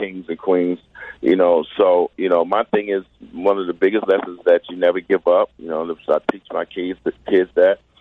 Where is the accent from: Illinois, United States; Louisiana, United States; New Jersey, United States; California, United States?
Illinois, United States; Chicago; I grew up in Chicago